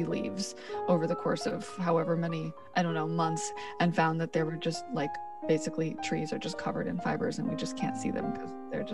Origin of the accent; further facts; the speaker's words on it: New York City, New York, United States; I'm born and raised in Brooklyn